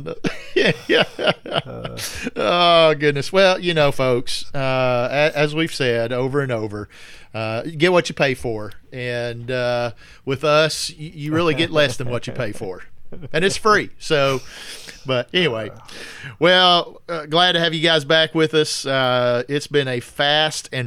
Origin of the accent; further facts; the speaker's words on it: Arkansas, United States; moved away; I'm originally from Arkansas